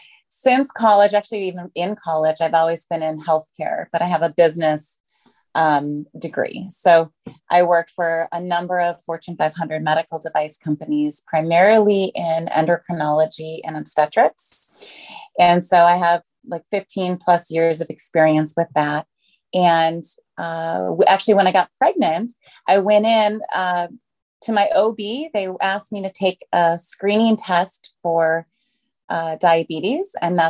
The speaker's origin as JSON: {"language": "English", "region": "Minnesota", "country": "United States", "lives_now": "Los Angeles, United States", "said": "I guess I was a transplant from Minnesota, but I've been here in Los Angeles for a very long time."}